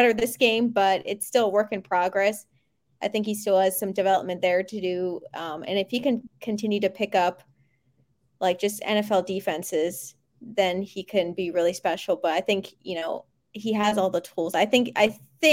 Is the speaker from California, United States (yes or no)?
no; Pennsylvania, United States; I grew up in Pennsylvania. I still live in Pennsylvania.